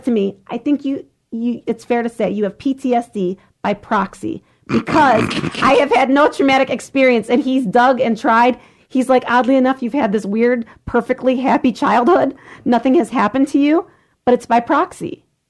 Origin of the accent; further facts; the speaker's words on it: Lorain, Ohio, United States; I grew up in Lorraine.